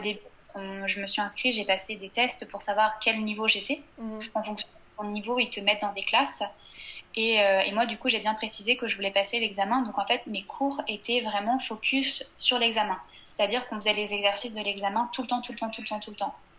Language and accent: French; Angers, Pays de la Loire, France; moved away as an adult; also born or lived in Le Mans / Tours / England; now in Lyon, France; je suis née et j'ai grandi sur Angers